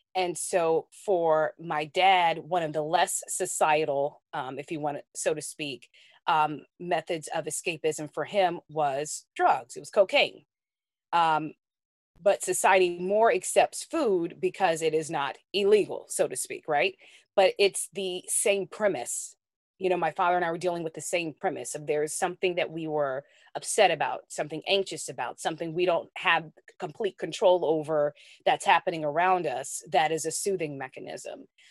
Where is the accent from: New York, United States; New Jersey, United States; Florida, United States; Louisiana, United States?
Louisiana, United States; New Orleans; I grew up in New Orleans, on the West Bank of the New Orleans metro area